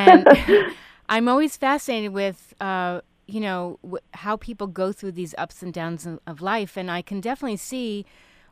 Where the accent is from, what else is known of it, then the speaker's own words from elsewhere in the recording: New York City, New York, United States; I grew up in New York City